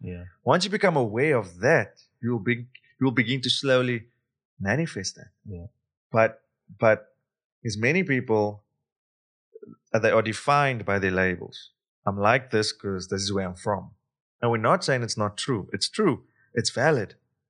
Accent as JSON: {"language": "English", "country": "South Africa", "said": "Like, yes, I come from South Africa. Yes, I'm a male. Yes, I'm brown. Yes, I speak English"}